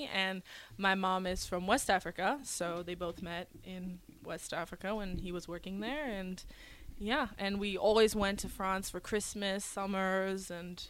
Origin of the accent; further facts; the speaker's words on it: Damascus, Damascus Governorate, Syria; born there; also born or lived in Venezuela / Houston, United States / New Zealand / Brunei; So I was born in the Middle East in Syria, Damascus, and I've lived everywhere growing up. So after Syria, we went to Venezuela in South America. Then we went to Houston, Texas, New Zealand, and Brunei, which is in Southeast Asia.